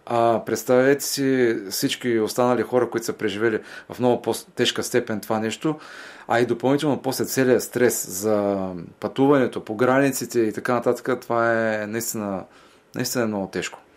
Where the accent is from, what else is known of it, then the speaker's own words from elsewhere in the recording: Varna, Varna Province, Bulgaria; във Варна, в моя роден град